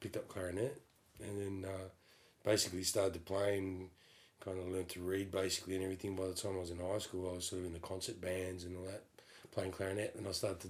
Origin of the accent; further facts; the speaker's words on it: Perth, Western Australia, Australia; Yes, I am from Perth, Western Australia.